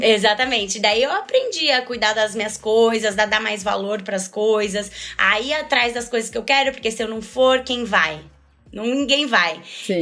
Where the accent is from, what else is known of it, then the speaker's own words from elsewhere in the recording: São Paulo, Brazil; eu nasci em São Paulo, sempre morei em São Paulo, nunca saí dessa cidade louca aqui